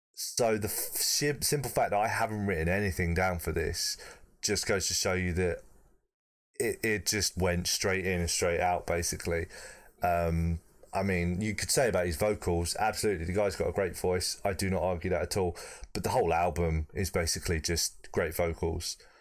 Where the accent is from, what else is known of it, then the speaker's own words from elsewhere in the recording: United Kingdom; as a proud Brit